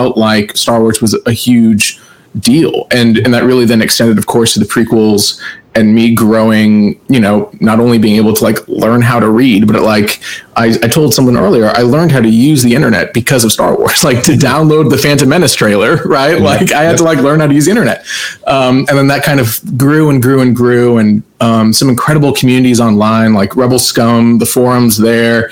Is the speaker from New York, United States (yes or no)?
no; Plano, Texas, United States; I grew up in Plano, Texas